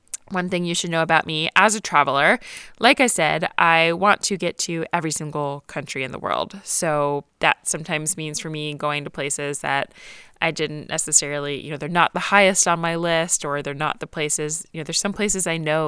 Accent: Atlanta, Georgia, United States; moved away as an adult; also born or lived in New York City / Los Angeles; I grew up in Atlanta

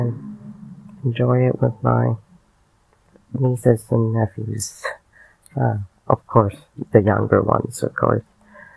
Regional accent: Canada; I'm Canadian

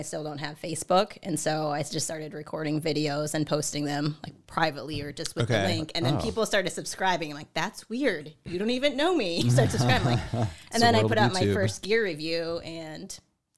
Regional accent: St. Paul, Minnesota, United States; I'm from St. Paul, Minnesota.

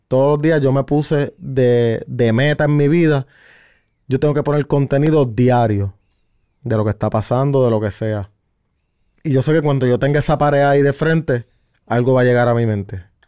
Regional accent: San Sebastián, Puerto Rico; yo vengo del pueblo de San Sebastián

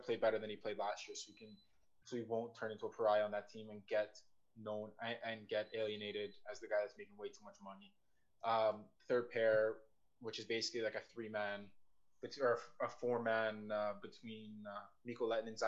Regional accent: Toronto, Ontario, Canada; My hometown boys, the Toronto Maple Leafs

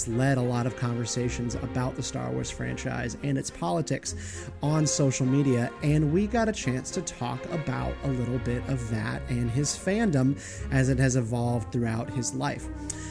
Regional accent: Raleigh, North Carolina, United States; moved away as an adult; also born or lived in Washington, DC area; I am actually moving away from the Beltway. I am returning home with my family to Raleigh, North Carolina.

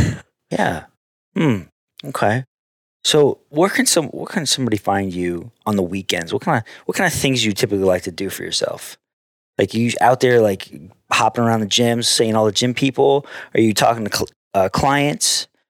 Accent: New York, United States; also born or lived in Chicago / San Diego; New York.

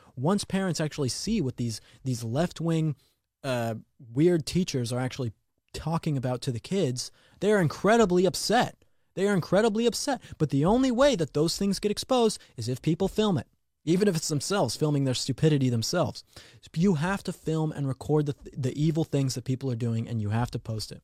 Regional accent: Colorado, United States; Colorado, my home state

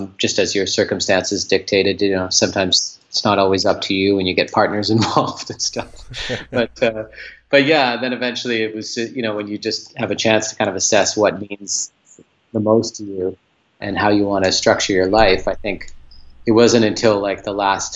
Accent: Port Moody, British Columbia, Canada; now in Vancouver, Canada; I grew up about 25 clicks, like kilometers outside of where I am now in a suburb called Port Moody.

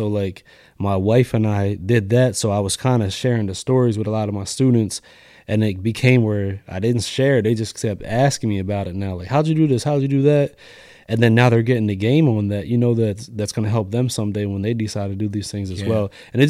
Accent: New York, United States; born there; No, I was born in New York, so all my family's kind of in New York.

